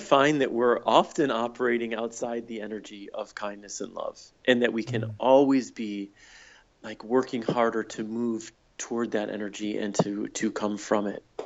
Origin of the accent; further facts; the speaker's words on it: Michigan, United States; moved away as an adult; also born or lived in San Francisco; I moved from Michigan, where I grew up and went to college, to San Francisco